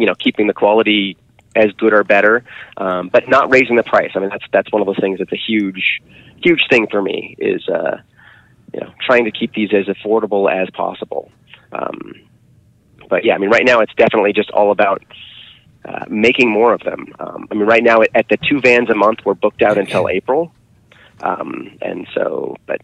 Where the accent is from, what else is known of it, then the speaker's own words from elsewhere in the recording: Seattle, Washington, United States; moved away as an adult; now in Grass Valley, United States; I grew up in Seattle.